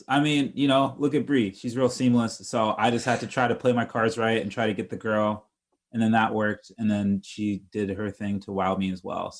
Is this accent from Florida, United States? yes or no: yes; Tampa, Florida, United States; I'm originally from Tampa, Florida.